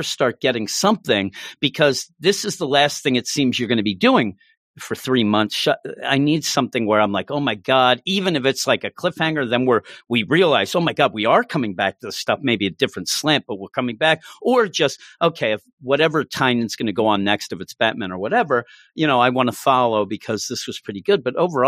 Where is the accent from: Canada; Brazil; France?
France; listen, I grew up in France and you know about